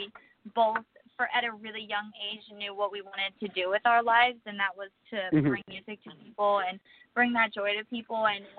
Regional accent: Connecticut, United States; now in Nashville, United States; We're originally from Connecticut, so we live in Nashville now.

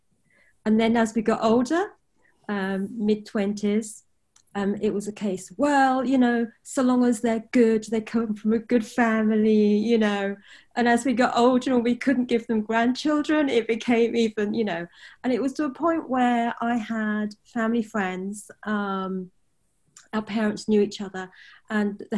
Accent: United Kingdom; I'm British born Chinese.

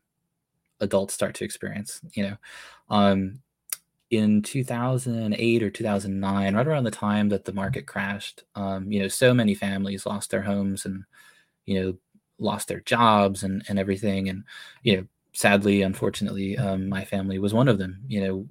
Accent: Massachusetts, United States; moved away as an adult; now in California, United States; I grew up in Massachusetts.

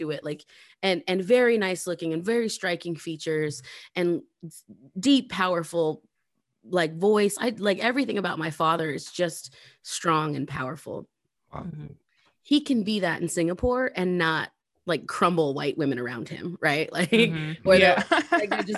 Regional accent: Lapwai, Idaho, United States; I moved back to Lapway after my parents got divorced

